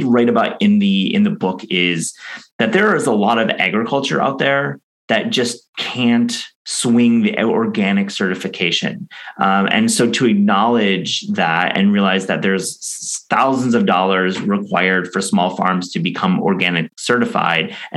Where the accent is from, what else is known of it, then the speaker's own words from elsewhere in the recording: West Michigan, United States; I grew up in West Michigan